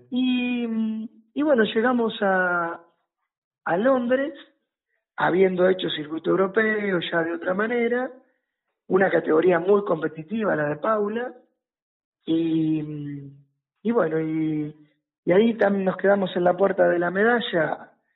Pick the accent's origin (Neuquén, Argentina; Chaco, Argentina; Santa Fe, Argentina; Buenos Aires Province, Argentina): Buenos Aires Province, Argentina; La Plata; que soy de La Plata